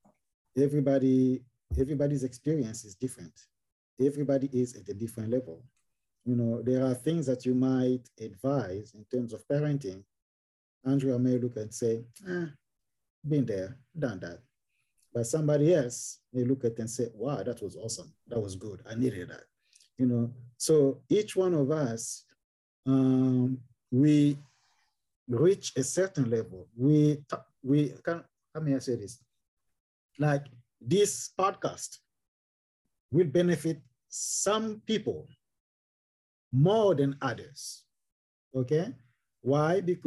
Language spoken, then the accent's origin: English; DR Congo; I am from Democratic Republic of Congo